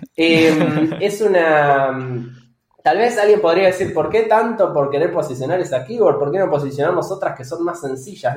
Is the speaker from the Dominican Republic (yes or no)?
no; Bahía Blanca, Buenos Aires Province, Argentina; now in Buenos Aires, Argentina; Yo vivo ahora en Buenos Aires, yo soy oriundo de, Bahía Blanca.